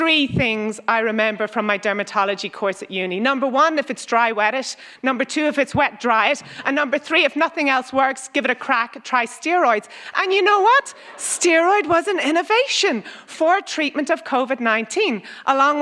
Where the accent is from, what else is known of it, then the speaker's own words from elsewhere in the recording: Ireland; now in Australia; I'm from Ireland.